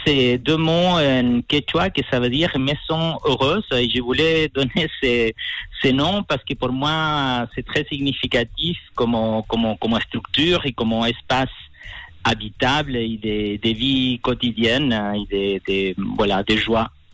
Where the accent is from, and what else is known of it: Chile; moved away; also born or lived in La Serena, Chile